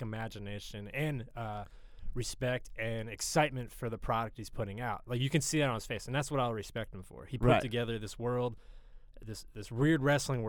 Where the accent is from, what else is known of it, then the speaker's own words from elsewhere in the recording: Harrisburg, Pennsylvania, United States; also born or lived in Philadelphia / Greenpoint, New York; now in New York, United States; I'm from Central Pennsylvania, Harrisburg, PA